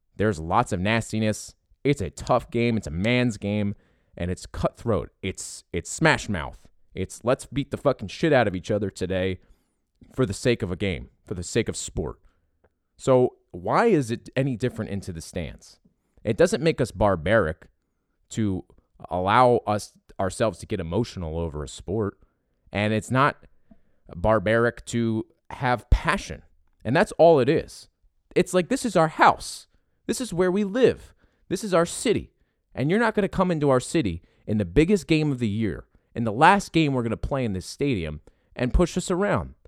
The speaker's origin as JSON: {"language": "English", "town": "Philadelphia", "region": "Pennsylvania", "country": "United States", "said": "I came from Philadelphia. My family's from Philadelphia. I've got it in my blood. You hear it in my voice."}